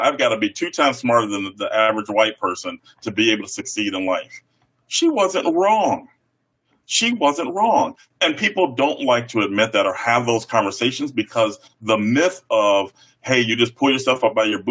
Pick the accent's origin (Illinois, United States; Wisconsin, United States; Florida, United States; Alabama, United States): Illinois, United States; Chicago; now in Iowa, United States; I grew up on the South Side of Chicago